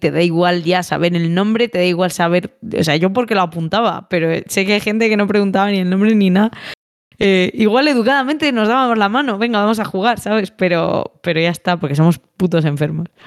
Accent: Valladolid, Castile and León, Spain; me confundieron con vasca, no soy vasca, o sea, soy de Valladolid

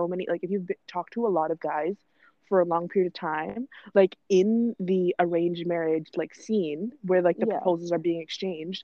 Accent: Canada; being Canadian

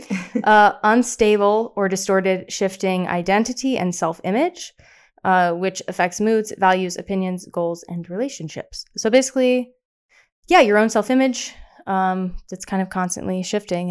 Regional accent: the South, United States; I'm from the South

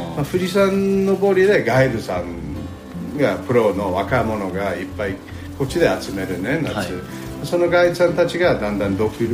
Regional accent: New York, United States; Japanese is a second language; moved away as an adult; also born or lived in Tokyo, Japan; now in Narusawa, Japan; あのアメリカのニューヨーク州の生まれ育ちで

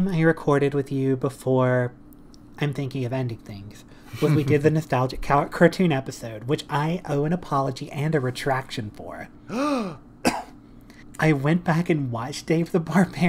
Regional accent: South Carolina, United States; moved away; we're both from South Carolina

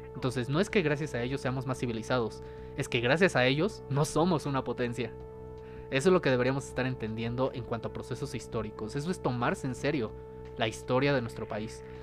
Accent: Mexico; nosotros como mexicanos

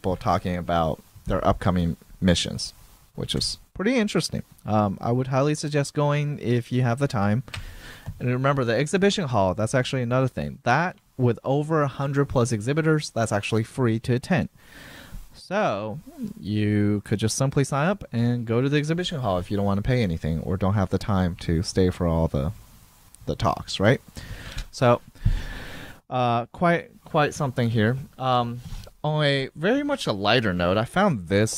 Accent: Atlanta, Georgia, United States; now in Houston, United States; Atlanta, which is my hometown

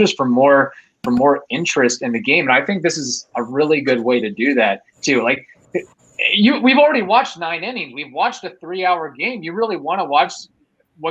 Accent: Louisville, Kentucky, United States; growing up in Louisville

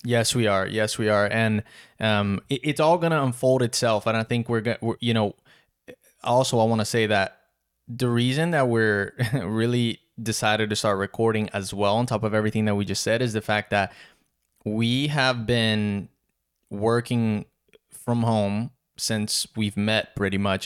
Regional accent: South Region, Brazil; English is a second language; now in Wilmington, United States; born and raised in Brazil, south of Brazil. English is my third language

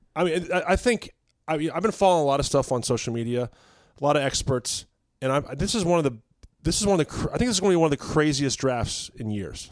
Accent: Virginia, United States; I'm from Virginia

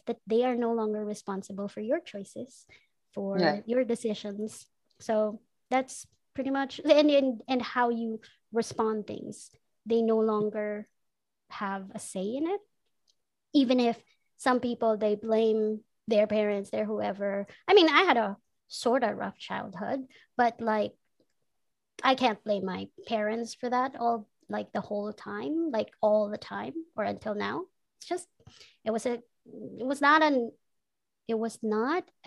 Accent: Manila, Metro Manila, Philippines; also born or lived in Bicol; after four, came to Manila and lived in places.

